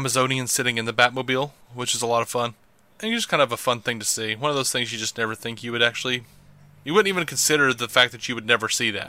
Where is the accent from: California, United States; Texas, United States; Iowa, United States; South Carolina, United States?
Iowa, United States; also born or lived in Hawaii; He knew that I was from Hawaii and raised in Iowa.